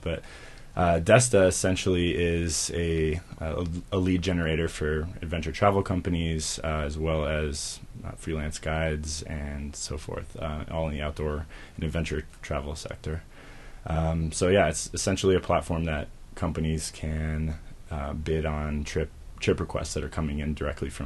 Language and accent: English; Denver, Colorado, United States; I grew up in the Denver area.